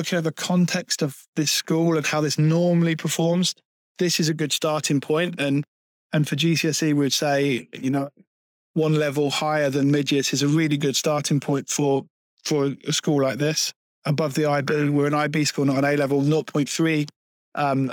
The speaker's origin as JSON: {"language": "English", "town": "Peterborough", "region": "East of England", "country": "United Kingdom", "tie": "born or raised there", "said": "my hometown. I'm from Peterborough originally, in Cambridgeshire. When I moved to Peterborough in 1990"}